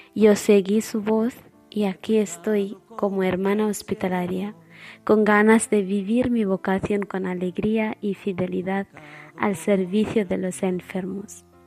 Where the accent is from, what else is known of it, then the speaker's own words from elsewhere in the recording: India; moved away; soy hermana hospitalaria y soy de la India